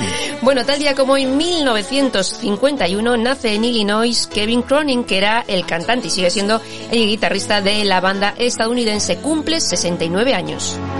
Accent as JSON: {"language": "Spanish", "town": "Santurtzi", "region": "Basque Country", "country": "Spain", "tie": "born or raised there", "said": "hasta en Santurce, las fiestas de mi pueblo"}